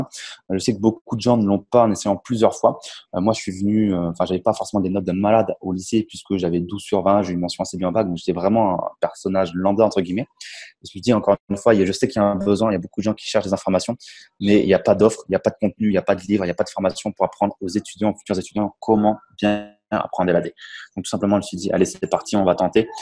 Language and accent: French; Champagne, Grand Est, France; moved away as an adult; now in Tallinn, Estonia; Je suis originaire de la Champagne en France. Et aujourd'hui, expatrié en Estonie à Tallinn